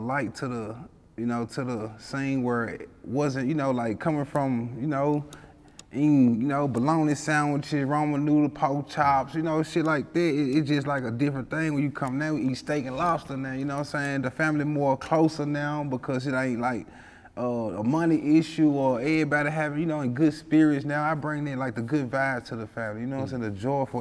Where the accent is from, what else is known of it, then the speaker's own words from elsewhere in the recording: Memphis, Tennessee, United States; I grew up in uh, South Memphis, like uh, around the area. I grew up in Walker Home